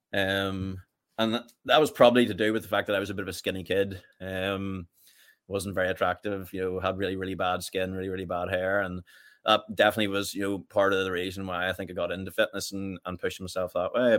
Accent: Richhill, Northern Ireland, United Kingdom; I grew up in Rich Hill, just about five miles from Portadown.

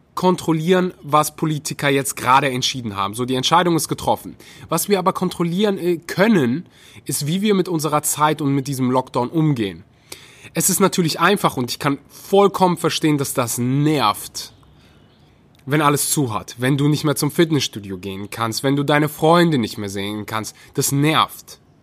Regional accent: North Rhine-Westphalia, Germany; ich komme aus Nordrhein-Westfalen

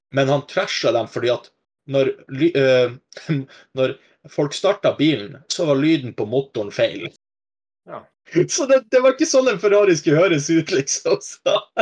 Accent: Vadsø, Finnmark, Norway; jeg vokste opp i Vadsø

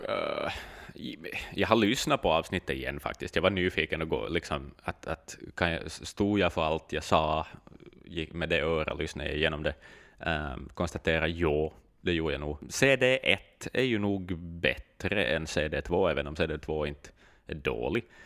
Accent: Finland

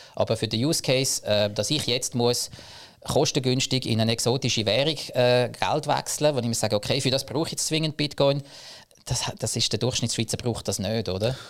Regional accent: Zug, Switzerland; Ich komme aus dem Crypto Valley Zug

